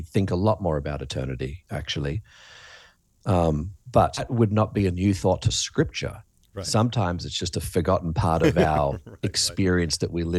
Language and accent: English; Australia; accent: Australian; you talked about my accent earlier, mm-hmm, Australia.